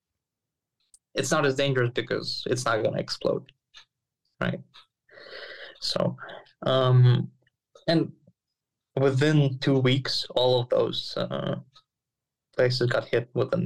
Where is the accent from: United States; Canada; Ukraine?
Ukraine; Rivne, Rivne Oblast; English is a second language; also born or lived in Kyiv, Ukraine; I was in Rivne, which is my hometown